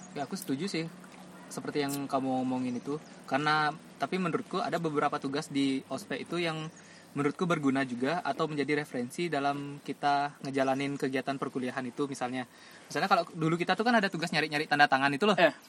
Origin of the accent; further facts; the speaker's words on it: Singaraja, Bali, Indonesia; aku kan dari Singaraja asli